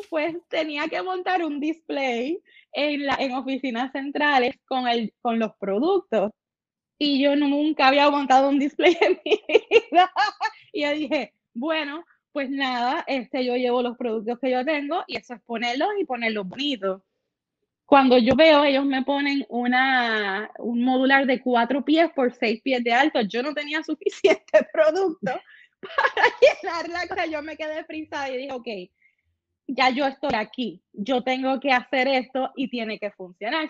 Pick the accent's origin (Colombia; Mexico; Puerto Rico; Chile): Puerto Rico; San Lorenzo; Yo soy de San Lorenzo, allá arriba hace frío